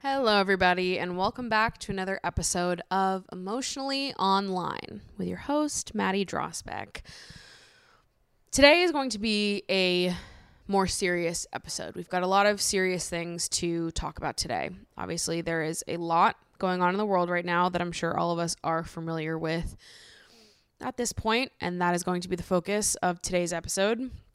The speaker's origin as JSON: {"language": "English", "region": "Massachusetts", "country": "United States", "tie": "born or raised there", "moved": "yes", "lives_now": "New York, United States", "said": "I grew up in Massachusetts"}